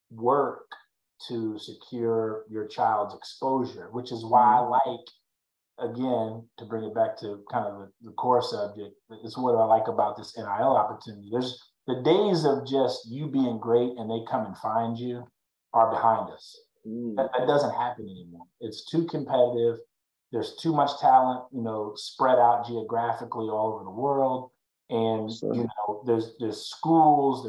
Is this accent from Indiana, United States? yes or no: yes; Fort Wayne, Indiana, United States; now in Dallas, United States; I grew up in Fort Wayne, Indiana